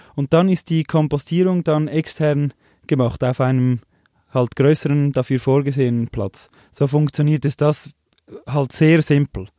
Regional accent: Switzerland; wir als Schweizer

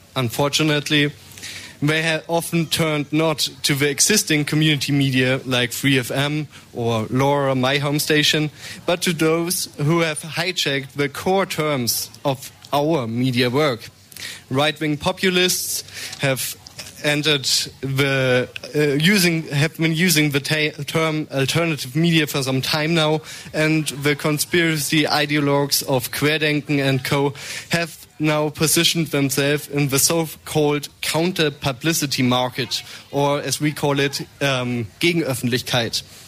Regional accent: Munich, Bavaria, Germany; I'm here for from Munich, not from the Donau. So the Isar is my uh, river

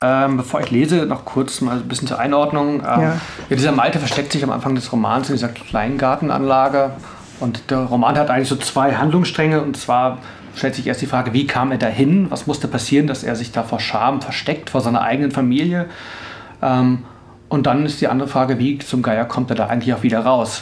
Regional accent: Northern Germany, Germany; moved away as an adult; also born or lived in Tübingen; now in Stuttgart, Germany; also ich komme eigentlich aus Norddeutschland

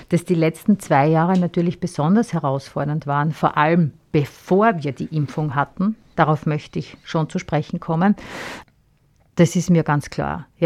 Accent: Styria, Austria; bei uns in der Steiermark

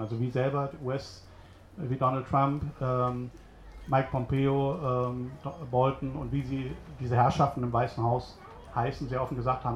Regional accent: Hamburg, Germany; now in Berlin, Germany; bin aber eigentlich äh, gebürtiger Hamburger. Ich hoffe, das hört man auch noch

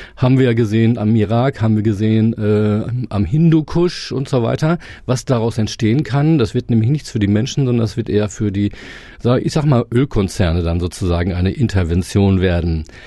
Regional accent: Germany; uns als Deutsche oder Europäer

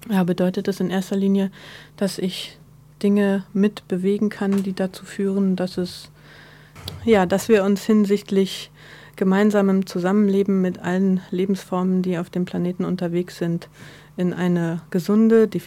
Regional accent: Berlin, Germany; Ähm, ich bin gebürtige Berlinerin, ähm, Mitte der 70er geboren.

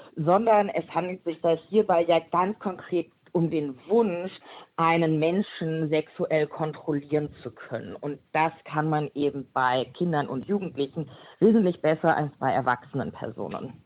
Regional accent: Frankfurt, Hesse, Germany; Ich bin eine Frankfurterin

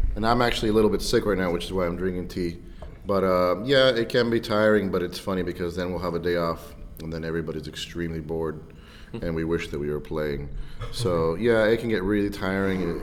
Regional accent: United States; I'm very very proud to be an American. I'm proud and I'm fortunate that I live in such a great country

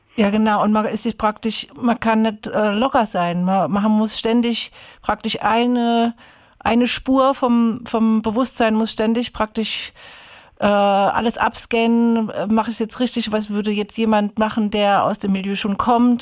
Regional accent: Ludwigshafen, Rhineland-Palatinate, Germany; moved away; also born or lived in Heidelberg; In der piefigen Stadt Ludwigshafen, in dem piefigen Vorort Rheingönheim, wo ich groß geworden bin

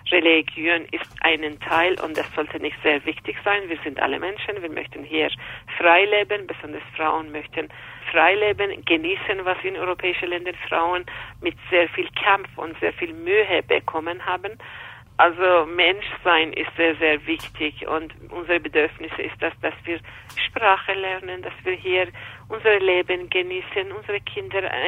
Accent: Iran; now in Austria; ich komme aus dem Iran

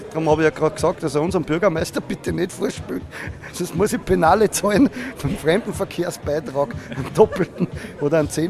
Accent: Altenmarkt im Pongau, Salzburg, Austria; wo ich aufgewachsen bin, in den Berg, Altenmarkt im Bangau, Zachensee, also dieses riesen Skigebiet

